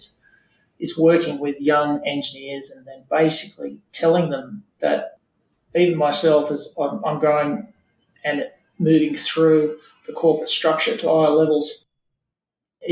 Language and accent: English; Wollongong, New South Wales, Australia; I grew up in Wollongong the last couple of years.